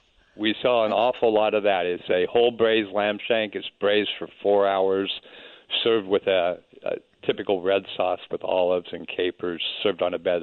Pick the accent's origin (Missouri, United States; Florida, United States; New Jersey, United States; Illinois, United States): Illinois, United States; Chicago; also born or lived in San Diego, California; now in New Orleans, United States; Originally, I'm from Chicago, but I spend a lot of time in Southern California.